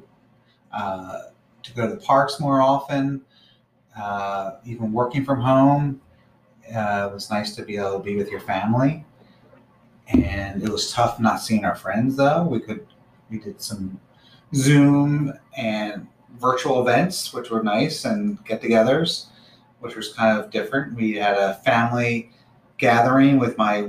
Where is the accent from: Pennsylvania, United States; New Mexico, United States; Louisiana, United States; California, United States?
Pennsylvania, United States; Bucks County; We live in Bucks County, grew up in Bucks County